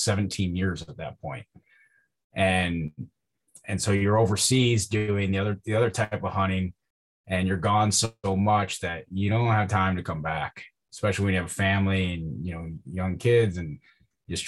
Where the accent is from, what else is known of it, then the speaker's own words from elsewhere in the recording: Northwest Ohio, United States; I grew up in Northwest Ohio. I grew up on a farm.